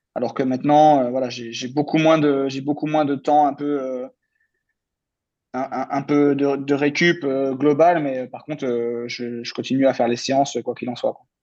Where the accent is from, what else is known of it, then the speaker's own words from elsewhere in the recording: France; en tant que Français